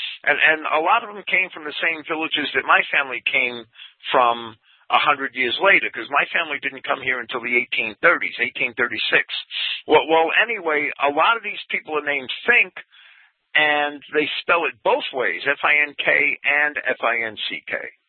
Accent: New Jersey, United States; now in upstate New York, United States; my grandfather moved to New Jersey, which was why I was raised in New Jersey. He didn't move up here with his parents and his family. And my mother's from Massachusetts. My mother's family is from Framingham, Mass.

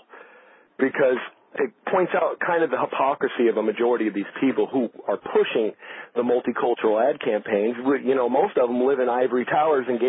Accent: Los Angeles, California, United States; the very neighborhood I grew up in Los Angeles

